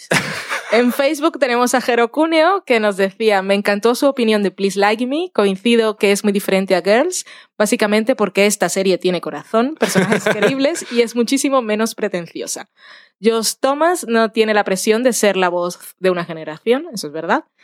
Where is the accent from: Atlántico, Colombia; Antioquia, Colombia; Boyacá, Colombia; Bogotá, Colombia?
Atlántico, Colombia; Barranquilla; Yo, yo soy de Barranquilla, aunque hable así con un acento un poco raro.